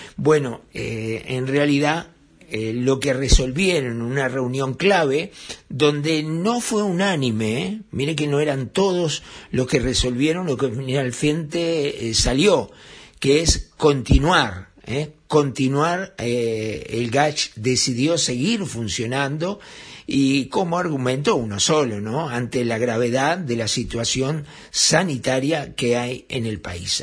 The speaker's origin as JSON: {"language": "Spanish", "country": "Uruguay"}